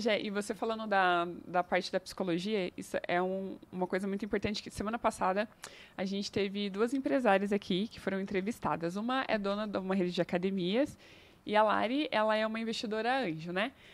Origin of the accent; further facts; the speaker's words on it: interior of São Paulo, Brazil; now in Curitiba, Brazil; eu sou do interior de São Paulo